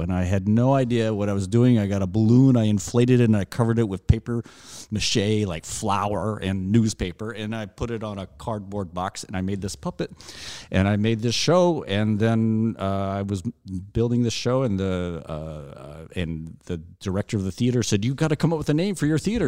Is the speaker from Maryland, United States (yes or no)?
no; Alabama, United States; now in Chicago, United States; I grew up in Alabama in a very small town that didn't have a movie theater